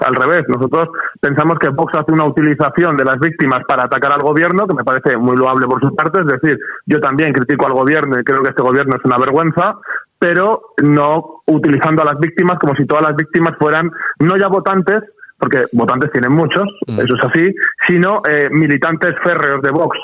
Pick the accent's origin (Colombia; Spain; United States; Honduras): Spain; me considero español